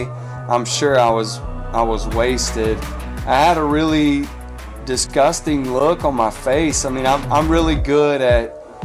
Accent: Mobile, Alabama, United States; I grew up in Mobile.

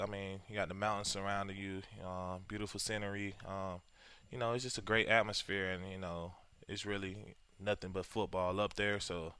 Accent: South Carolina, United States; moved away as an adult; also born or lived in Boise; I'm from South Carolina.

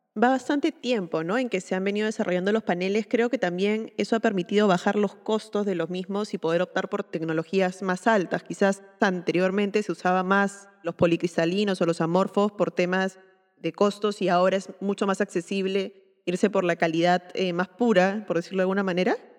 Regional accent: Peru; soy arquitecta peruana

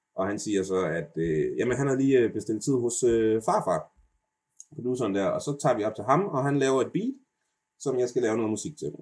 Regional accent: Denmark; jeg snakker altså rigtig dansk, og jeg er født i Danmark

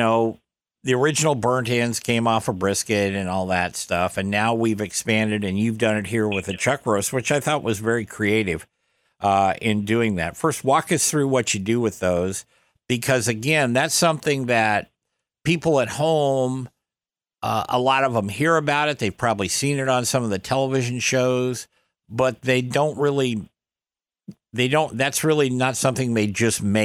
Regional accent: the North, United States; I'm a Northerner

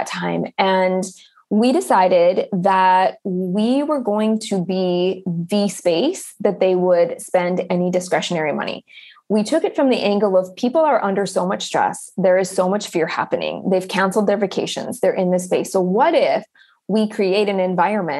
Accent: Upper Michigan, United States; I grew up in Upper Michigan in a very small town, which is where I've circled back to and where I'm living again now.

